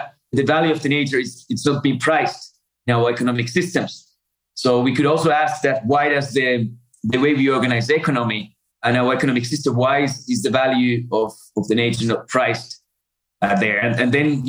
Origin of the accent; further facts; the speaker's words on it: Finland; moved away as an adult; also born or lived in Africa; I grew up in Finland with a lot of forests there, a lot of lakes.